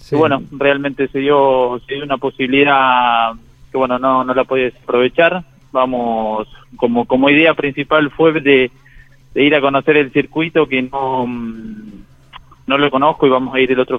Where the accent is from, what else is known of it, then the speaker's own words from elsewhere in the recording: Alberdi, Argentina; a toda la gente de Alberdi, en mi pueblo, mi novia, con mi familia